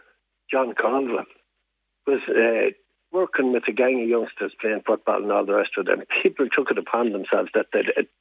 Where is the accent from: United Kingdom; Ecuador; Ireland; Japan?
Ireland; Diocese of Tuam, Connacht; I was born and reared in the Diocese of Tuam